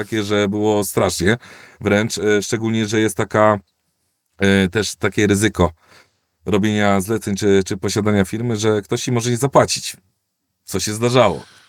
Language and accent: Polish; Koluszki, Łódź Voivodeship, Poland; z mojego rodzinnego miasta Koluszki jeździłem do Warszawy dzień w dzień